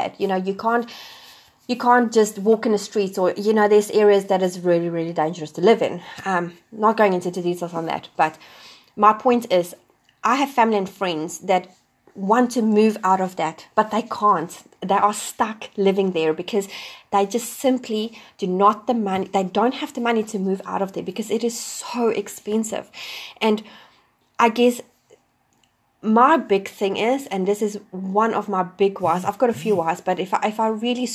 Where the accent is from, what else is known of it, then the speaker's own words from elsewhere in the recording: South Africa; moved away as an adult; also born or lived in Wellington, New Zealand; now in New Zealand; I'm originally from South Africa.